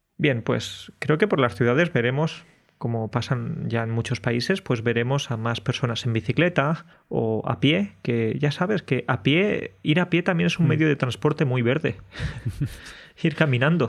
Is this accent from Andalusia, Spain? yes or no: yes; Andalusia, Spain; moved away as an adult; now in Poland; estaría viviendo en España, en mi pueblo de mm. Andalucía